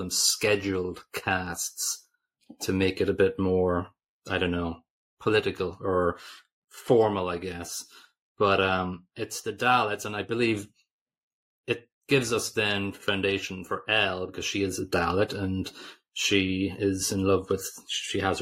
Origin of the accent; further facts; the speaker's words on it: Ireland; we're Irish